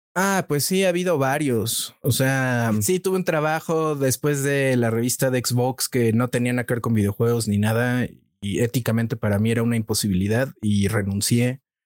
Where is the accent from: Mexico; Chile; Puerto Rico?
Mexico; soy un reportero mexicano